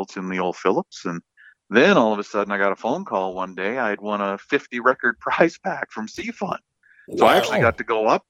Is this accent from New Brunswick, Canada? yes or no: yes; Miramichi, New Brunswick, Canada; also born or lived in Newcastle, New Brunswick; I was born at Miramichi Hospital. I grew up in Chatham on Riverside Drive until I was about 15